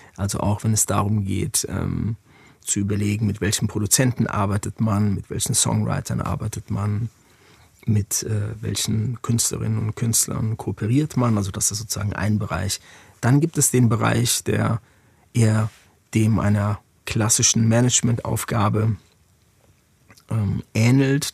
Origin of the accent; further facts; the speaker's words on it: Frankfurt, Hesse, Germany; moved away as an adult; now in Berlin, Germany; meine Heimatstadt Frankfurt